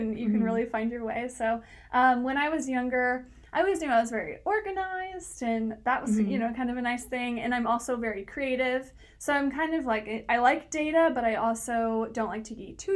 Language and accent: English; Santa Cruz, California, United States; also born or lived in San Francisco; I'm from Santa Cruz. I went to high school here.